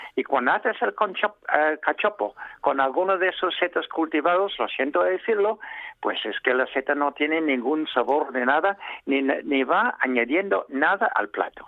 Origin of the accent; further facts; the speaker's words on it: England, United Kingdom; Spanish is a second language; now in Spain; soy inglés